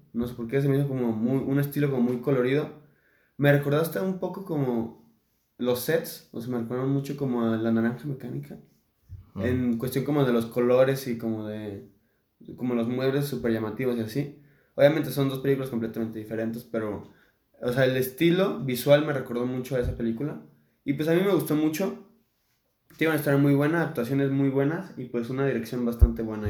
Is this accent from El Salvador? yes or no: no; Mexico; somos mexicanos